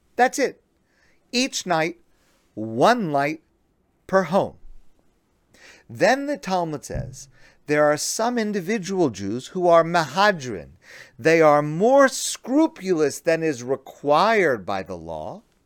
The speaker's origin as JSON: {"language": "English", "country": "United States", "said": "I'm an American"}